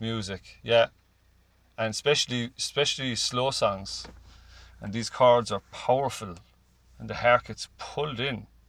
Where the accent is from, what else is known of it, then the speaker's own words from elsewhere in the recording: Cork, Munster, Ireland; growing up in Cork, which is you know all my life